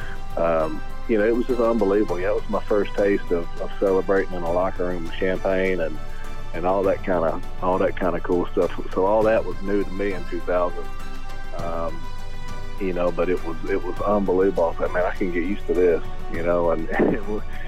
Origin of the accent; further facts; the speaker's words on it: close to Atlanta, Georgia, United States; growing up in Atlanta, I mean, growing up close to Atlanta